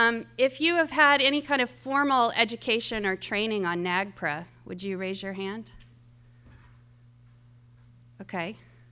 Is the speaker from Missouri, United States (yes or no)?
yes; Kansas City, Missouri, United States; I grew up here in Jackson County, and it's nice to be back home. My family has been in Missouri for about 200 years, but I no longer live in Missouri